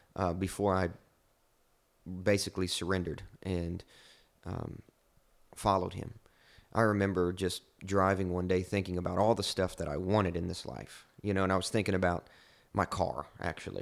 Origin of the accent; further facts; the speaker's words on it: Kentucky, United States; I'm from Kentucky, from the sticks